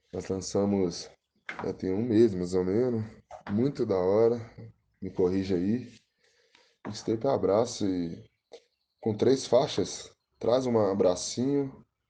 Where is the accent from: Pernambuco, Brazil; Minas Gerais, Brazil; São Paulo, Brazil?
Minas Gerais, Brazil; Itabirito; sou de Itabirito, Minas Gerais, Brasil, intergaláctico, planeta mundo tem 27 anos, hum, nascido e criado aqui em Taberito